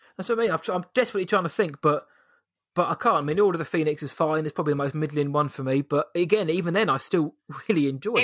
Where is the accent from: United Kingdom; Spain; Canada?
United Kingdom; England; we're British, we're English, we're British